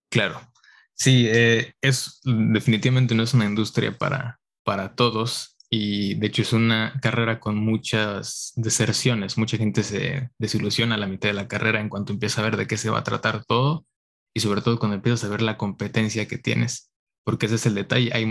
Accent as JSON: {"language": "Spanish", "country": "Mexico", "moved": "as an adult", "lives_now": "San Francisco, United States", "said": "soy mexicano, pero me vine a estudiar acá al extranjero por cinco años."}